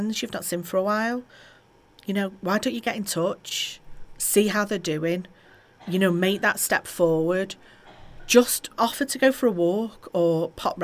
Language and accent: English; Halton, North West England, United Kingdom; Just down the road from here in Halton, my hometown